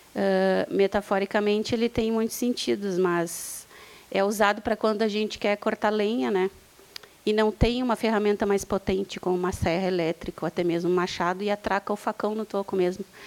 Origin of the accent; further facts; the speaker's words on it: Bagé, Rio Grande do Sul, Brazil; eu sou de Bagé